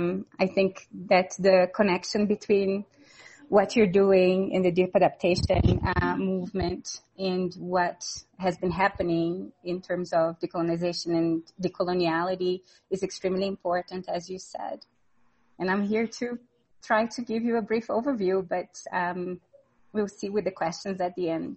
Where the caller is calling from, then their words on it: Pisac, Cusco, Peru; I'm joining you from Pisac in Peru.